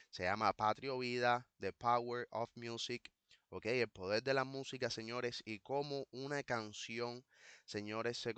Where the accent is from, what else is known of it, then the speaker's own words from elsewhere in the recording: Cuba; somos cubanos pidiendo no más patria o muerte, sino patria y vida